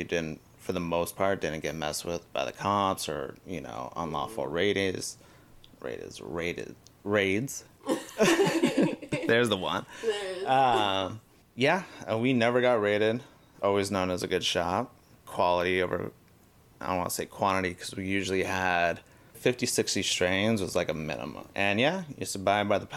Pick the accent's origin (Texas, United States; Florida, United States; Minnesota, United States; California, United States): California, United States; Los Angeles; also born or lived in San Diego; I am from the Valley, born in 85, grew up in Encino, went to high school in Woodland Hills